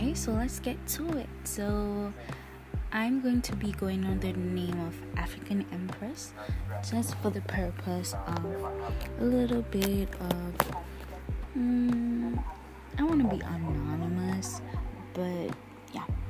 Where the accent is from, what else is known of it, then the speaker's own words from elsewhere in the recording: Jamaica; I'm Jamaican